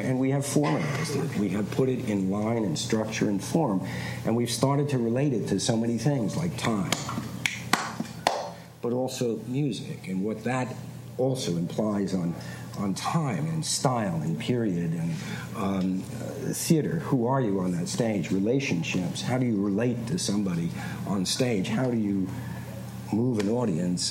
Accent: New York City, New York, United States; I'm a guy from Queens.

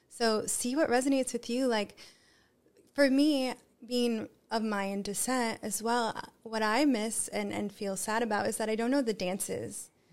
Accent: United States; I'm American as well.

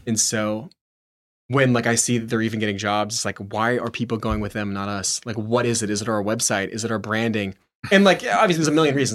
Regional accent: Nashville, Tennessee, United States; driving around a pickup truck in my hometown

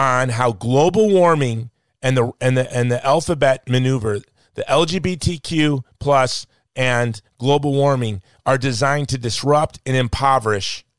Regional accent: United States; As an American

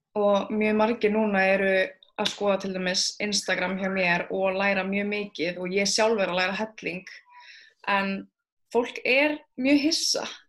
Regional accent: Iceland; ég ólst hérna upp á Íslandu, ég fætti hérna

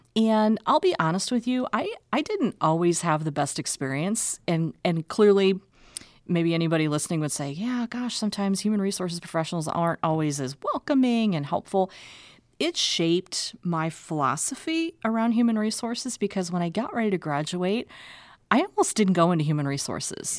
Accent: Omaha, Nebraska, United States; I'm actually a native of Omaha. So this is my hometown

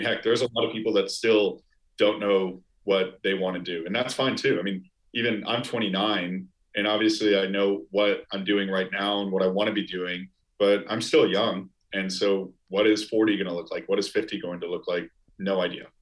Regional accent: outside of Chicago, Illinois, United States; now in New York, United States; I've got a group of friends that I grew up with outside of Chicago

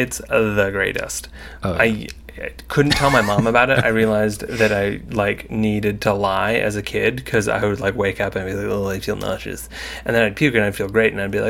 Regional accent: Michigan, United States; I'm from Michigan.

